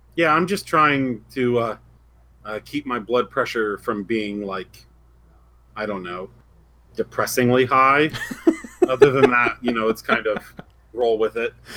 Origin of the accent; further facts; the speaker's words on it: Indiana, United States; I'm from Indiana